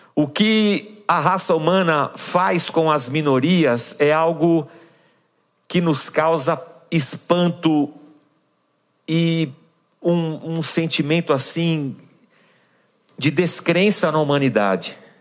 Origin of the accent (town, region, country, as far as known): São Paulo, Brazil